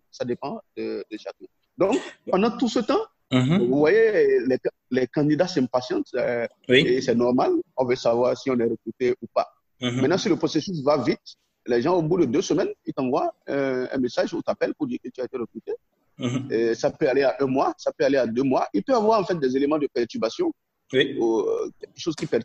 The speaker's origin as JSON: {"language": "French", "country": "Benin", "first_language": "Nago", "second_language": "French", "said": "dans ma langue, moi je suis Nago, du Bénin."}